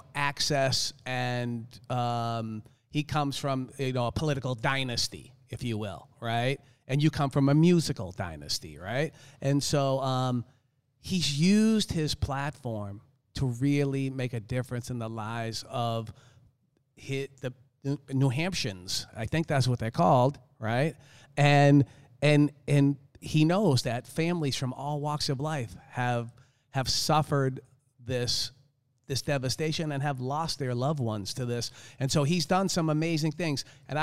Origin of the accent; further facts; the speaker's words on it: Boston, Massachusetts, United States; I live in South Florida now. I grew up in Boston, but I do not like the cold.